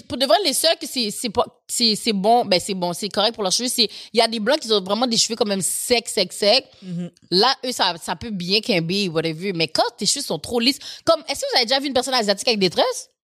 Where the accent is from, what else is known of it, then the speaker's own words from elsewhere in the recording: Haiti; je suis haïtienne